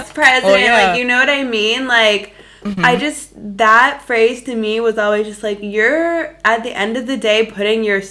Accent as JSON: {"language": "English", "region": "South Florida", "country": "United States", "tie": "born or raised there", "also_born_or_lived": "Madrid", "moved": "as an adult", "said": "we're both from South Florida"}